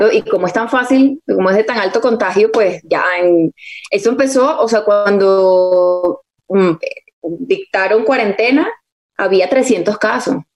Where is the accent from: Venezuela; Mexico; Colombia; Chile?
Venezuela; accent: Venezuelan; me salía el venezolano a veces. Entonces dije, bueno, lo más efectivo para mí va a ser hablar, neutralizar mi acento todo el día